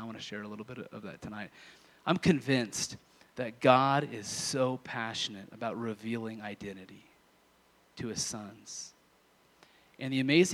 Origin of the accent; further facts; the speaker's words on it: Kansas, United States; moved away; I'm from Kansas initially